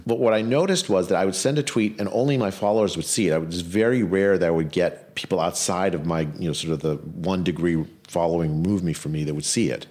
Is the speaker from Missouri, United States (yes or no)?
no; California, United States; I'm from California, it was my governor